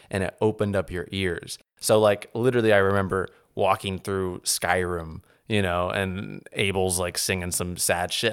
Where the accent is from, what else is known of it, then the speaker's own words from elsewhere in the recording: New Orleans, Louisiana, United States; moved away; also born or lived in New Jersey; I grew up in New Orleans